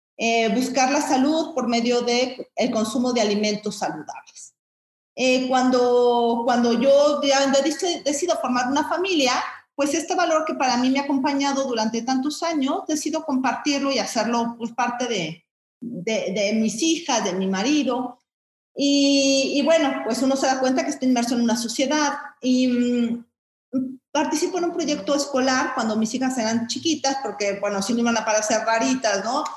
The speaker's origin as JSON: {"language": "Spanish", "region": "Mexico City", "country": "Mexico", "said": "yo soy chilanga, ¿no? Este, mm, citadina relativamente"}